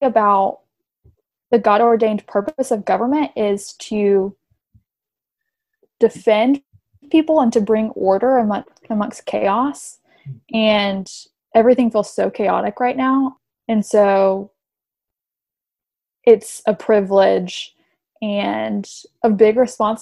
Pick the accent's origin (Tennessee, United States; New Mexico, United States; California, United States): Tennessee, United States; moved away as an adult; also born or lived in Texas; now in Washington, D.C., United States; I'm from Tennessee